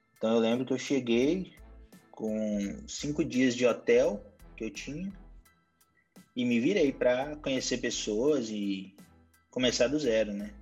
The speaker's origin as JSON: {"language": "Portuguese", "town": "Montes Claros", "region": "Minas Gerais", "country": "Brazil", "also_born_or_lived": "New York / Los Angeles", "moved": "as an adult", "said": "Eu sou de Montes Claros, norte de Minas Gerais"}